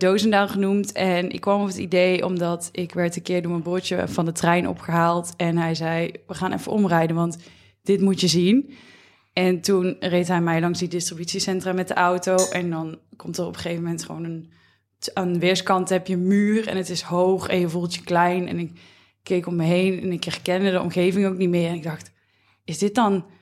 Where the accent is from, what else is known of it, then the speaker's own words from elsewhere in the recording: near Roosendaal, North Brabant, Netherlands; Ik kom zelf uit Brabant